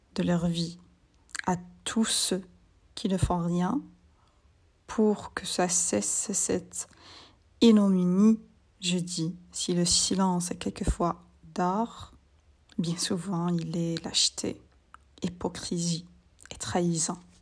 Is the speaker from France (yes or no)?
no; Algeria; je suis algérienne